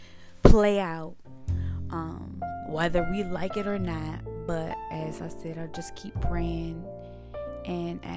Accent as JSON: {"language": "English", "town": "Suitland", "region": "Maryland", "country": "United States", "tie": "born or raised there", "also_born_or_lived": "Washington, D.C.", "moved": "yes", "said": "I was actually born in DC, but I rep Maryland, Suitland to be exact, because that's where my granddad raised me."}